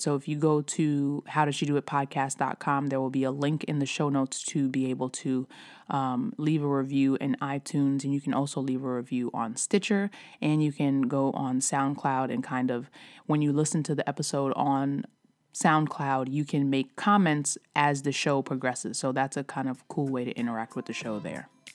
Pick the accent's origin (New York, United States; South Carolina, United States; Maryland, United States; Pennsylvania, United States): New York, United States; I'm from New York. I still say something, I still say mad. I still say yo. I still say son.